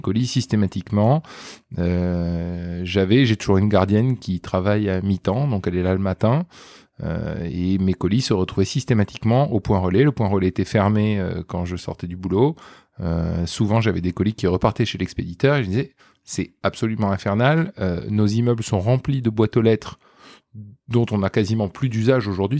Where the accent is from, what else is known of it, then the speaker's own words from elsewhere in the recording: Toulouse, Occitania, France; now in Paris, France; je viens de Toulouse